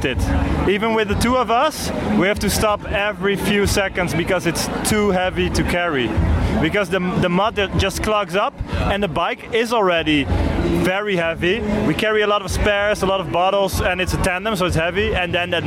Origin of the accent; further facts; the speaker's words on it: Netherlands; from the Netherlands.